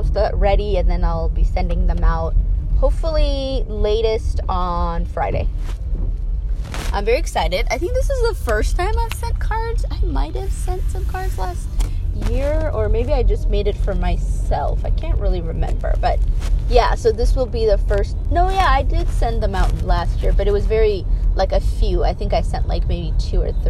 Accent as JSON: {"language": "English", "region": "Addis Ababa", "country": "Ethiopia", "tie": "born or raised there", "moved": "yes", "said": "the religion that I grew up in Ethiopia"}